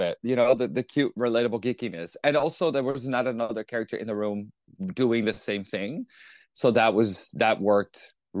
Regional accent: New York, United States; it's a it was a smart thing to think about things that are frustrating as a New Yorker, you know.

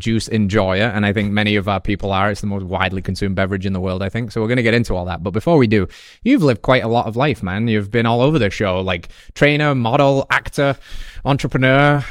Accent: England, United Kingdom; moved away; I grew up in England where coffee culture is, is only just coming

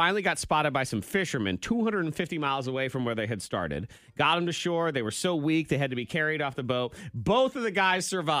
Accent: South Carolina, United States; I grew up in South Carolina.

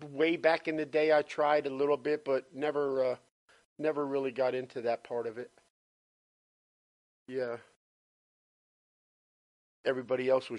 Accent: New Jersey, United States; moved away as an adult; also born or lived in Orlando, Florida; now in Florida, United States; I was born and raised in Jersey.

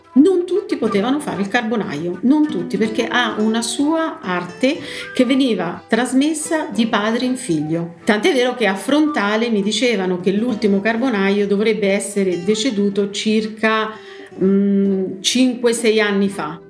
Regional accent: Braccano, Marche, Italy; Sono di Braccano, la mia origine è proprio di Braccano

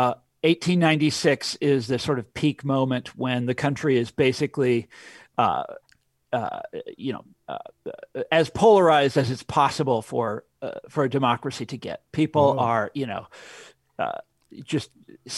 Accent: Kansas, United States; I'm from Kansas. This is where I grew up

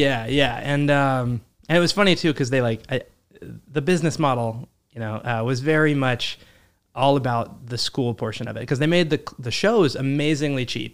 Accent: Midland, Texas, United States; moved away as an adult; also born or lived in Fort Worth, Texas; now in New York, United States; I grew up in Midland, Texas

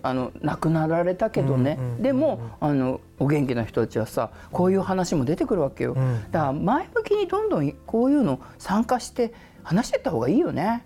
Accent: Tokyo, Japan; うち東京の人間だけど

